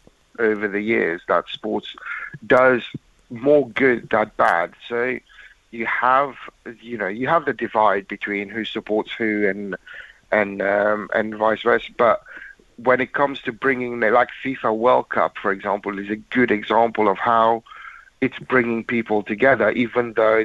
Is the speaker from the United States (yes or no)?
no; England, United Kingdom; Win or lose, I'm English.